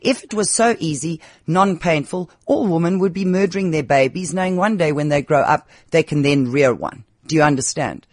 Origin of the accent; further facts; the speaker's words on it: South Africa; first language English; We grew up in Africa.